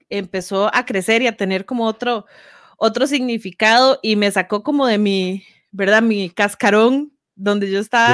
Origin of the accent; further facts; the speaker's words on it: Grecia, Alajuela, Costa Rica; yo viví toda mi infancia en Grecia prácticamente